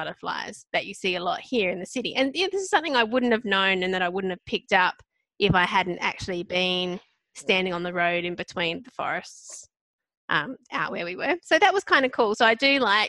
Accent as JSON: {"language": "English", "country": "Australia", "said": "as an Aussie, we'd always watch American TV shows"}